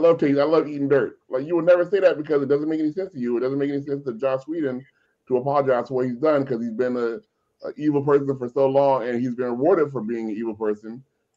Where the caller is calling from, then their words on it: North Hollywood, California, United States; I'm in North Hollywood, California, so I don't know where I'm at.